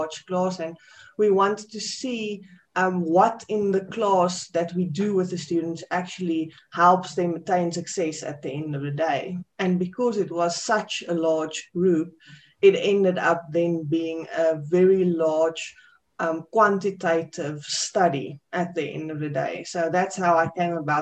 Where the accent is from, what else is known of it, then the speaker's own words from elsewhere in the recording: South Africa; from South Africa